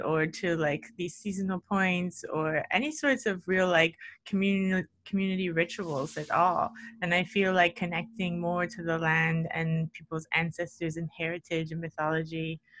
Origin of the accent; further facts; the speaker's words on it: United States; moved away; being American